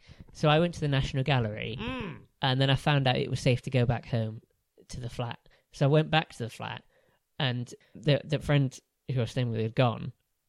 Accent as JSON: {"language": "English", "country": "Jamaica", "said": "I think you should know that by now. Where am I from, Sean?"}